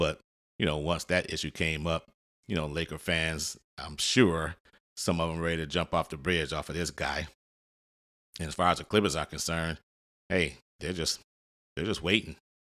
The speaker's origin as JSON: {"language": "English", "country": "United States", "lives_now": "Los Angeles, United States", "said": "I'm not originally from Los Angeles, so I have a different view about the two teams in the city."}